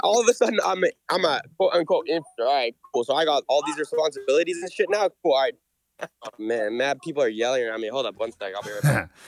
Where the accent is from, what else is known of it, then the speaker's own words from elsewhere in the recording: Canada; I'm Canadian